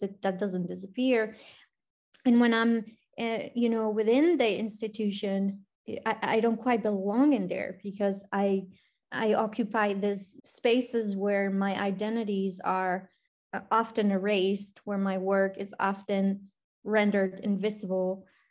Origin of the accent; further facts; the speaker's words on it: Colombia; English is a second language; now in Cincinnati, United States; I was born and raised in Colombia